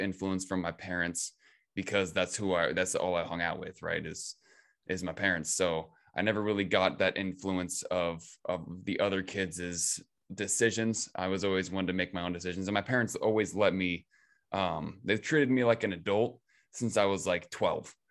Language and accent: English; Ravensdale, Washington, United States; grew up in, in Ravensdale, Washington